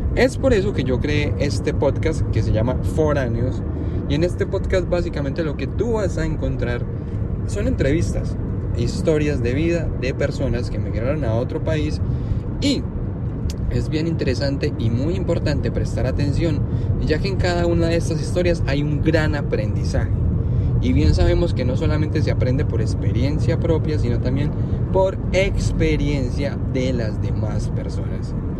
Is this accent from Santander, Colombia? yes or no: no; Medellín, Antioquia, Colombia; moved away as an adult; now in United States; soy de Medellín, Colombia.